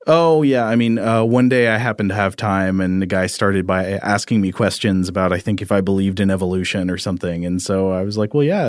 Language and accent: English; Tennessee, United States; growing up in Tennessee